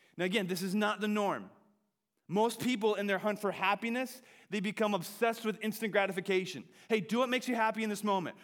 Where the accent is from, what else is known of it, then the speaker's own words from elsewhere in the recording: Wisconsin, United States; I grew up in Wisconsin, home of the hunters